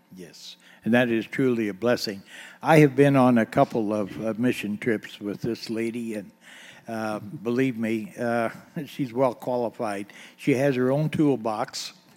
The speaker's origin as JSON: {"language": "English", "town": "Eaton", "region": "Ohio", "country": "United States", "tie": "born or raised there", "said": "I was born on East High Street here in Eaton"}